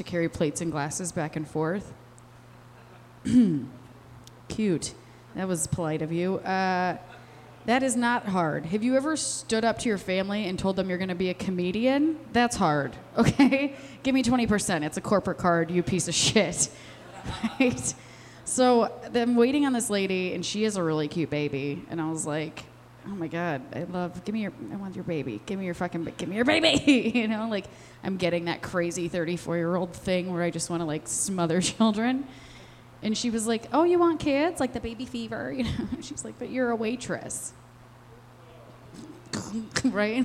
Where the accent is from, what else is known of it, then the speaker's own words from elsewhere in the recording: Westmont, Illinois, United States; now in Chicago, United States; I'm from Westmont, okay? I was born plain white trash.